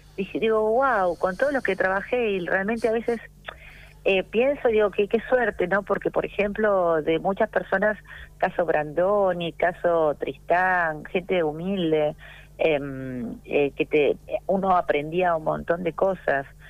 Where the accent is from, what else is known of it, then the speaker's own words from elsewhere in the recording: Buenos Aires, Argentina; yo nací en Caballito